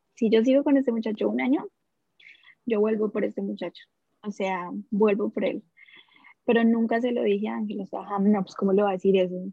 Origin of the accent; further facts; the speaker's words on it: Soacha, Cundinamarca, Colombia; moved away as an adult; also born or lived in Bogotá, Colombia; now in Australia; yo nací allá en Bogotá, en Colombia, en una familia súper humilde. Yo viví toda mi vida en Soacha.